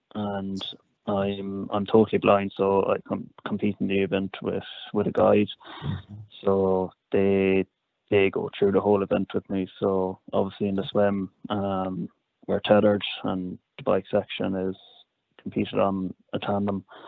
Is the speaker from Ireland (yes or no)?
yes; Cork, Munster, Ireland; now in Dublin, Ireland; I'm from from Cork, living in Dublin at the moment